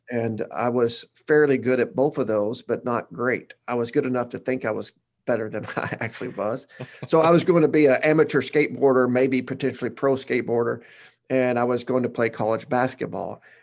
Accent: Batesville, Arkansas, United States; now in Conway, United States; I'm from Batesville, Arkansas, that's, uh, in the middle of nowhere

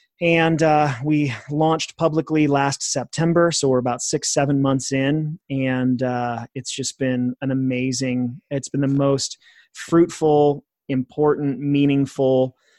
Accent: California, United States; also born or lived in Corvallis, Oregon; So I was born in Corvallis, Oregon. My dad, biological dad, split when I was three. So my mom and my younger brother and I moved to Northern California.

